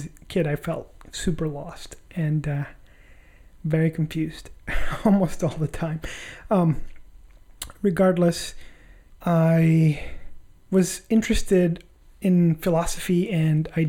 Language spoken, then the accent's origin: English; Tegucigalpa, Francisco Morazán, Honduras; I was originally born and raised in Honduras, Tegucigalpa.